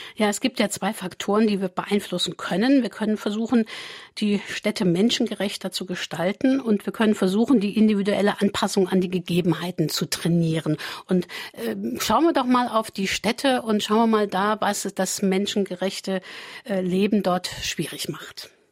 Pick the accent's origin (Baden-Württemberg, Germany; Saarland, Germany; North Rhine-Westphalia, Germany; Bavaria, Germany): Saarland, Germany; bei uns im Saarland